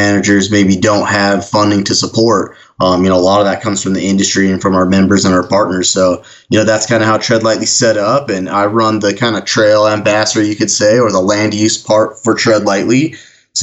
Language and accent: English; Ogden, Utah, United States; my hometown, which is just kind of ironic, Ogden, Utah is where the Region 4 Forest Service office is